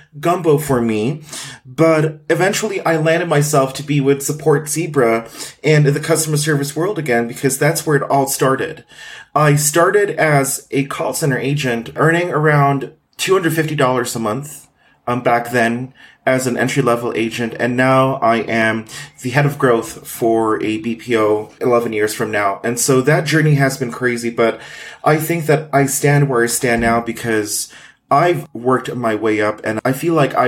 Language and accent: English; Philippines; moved away as an adult; now in Guadalajara, Mexico; I was born in the Philippines and I lived in many places in the Philippines from the southern region to the northern region. I'm now living in Mexico. I'm an immigrant here